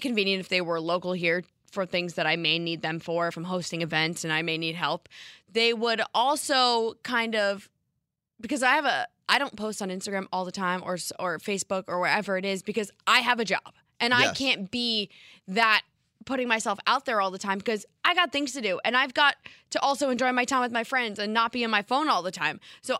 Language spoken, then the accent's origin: English; New York, United States; However, I'm from Westchester and go to school in Binghamton, so I'd only be available once the semester ends in May.